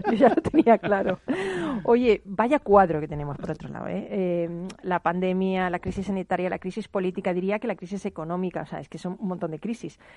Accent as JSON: {"language": "Spanish", "country": "Peru", "said": "Yo soy de Perú."}